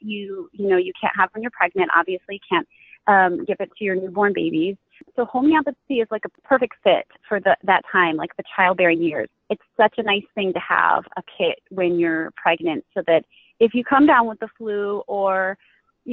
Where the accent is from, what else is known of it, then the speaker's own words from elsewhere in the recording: New York, United States; I'm from New York. I live probably about an hour and a half south of Buffalo